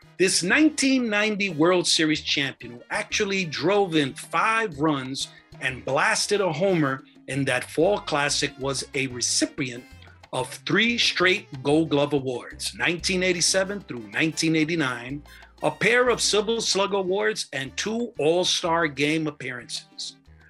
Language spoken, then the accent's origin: English; New York City, New York, United States; I grew up in the South Bronx